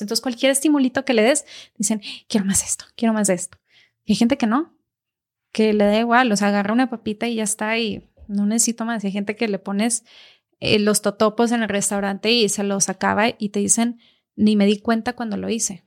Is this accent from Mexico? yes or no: yes; Mexico; casi todos los mexicanos traemos del País Vasco porque de ahí venían